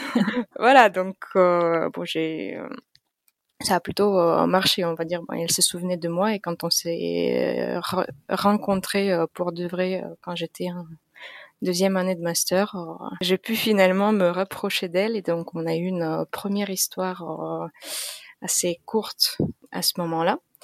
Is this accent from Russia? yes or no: yes; Russia; moved away as an adult; now in France; Je suis d'origine russe. Je suis née en Russie